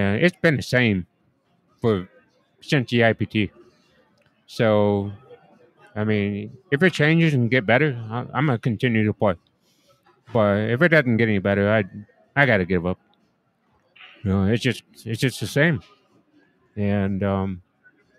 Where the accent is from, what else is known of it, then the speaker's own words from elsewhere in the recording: United States; I'm going to be in my home country